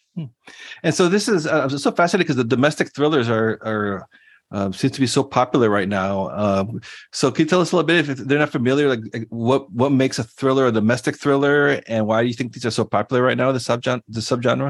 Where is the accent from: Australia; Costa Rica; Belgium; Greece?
Costa Rica; my home country of Costa Rica